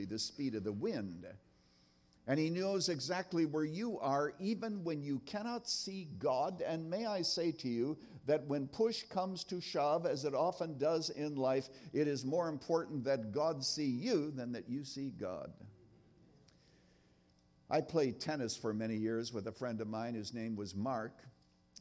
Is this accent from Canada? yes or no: yes; Canada; I was brought up in Canada in a little town, actually born on a farm. out there in Canada